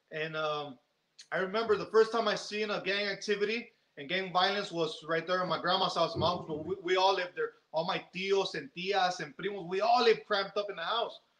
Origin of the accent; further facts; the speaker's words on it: San Jose, California, United States; also born or lived in Mexico; I was born in Mexico. Okay. And, and I was raised in San Jose. They brought me here when I was about a year and a half. Me trajeron a San Jose when I was a year and a half, and um, and uh, my family came here in the late 70s, early 80s, and they brought me here on 83